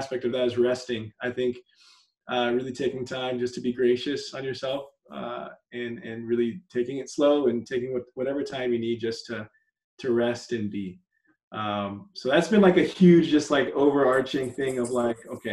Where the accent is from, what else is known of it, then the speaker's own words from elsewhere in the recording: San Antonio, Texas, United States; also born or lived in Dallas; now in Houston, United States; I was born in Dallas, grew up in San Antonio, and I've been in Houston for just about 10 years. So Texas, tried and true